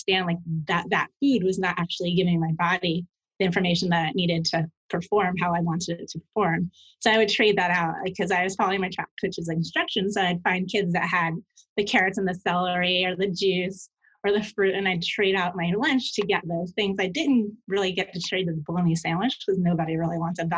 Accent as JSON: {"language": "English", "region": "New York", "country": "United States", "tie": "born or raised there", "said": "I grew up in New York in an Italian family"}